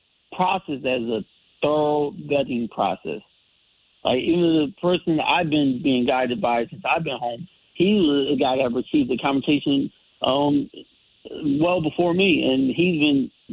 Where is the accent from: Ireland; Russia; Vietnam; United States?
United States; Bridgeport, Connecticut; I'm from the Bridgeport area and everything